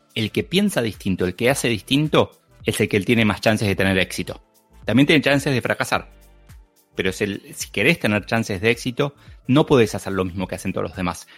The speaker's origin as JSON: {"language": "Spanish", "country": "Argentina", "said": "soy argentino, se me nota muchísimo"}